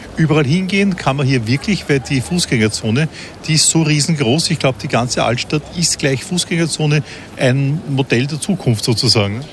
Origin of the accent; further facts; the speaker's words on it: Austria; in Österreich, dort wo ich zu Hause bin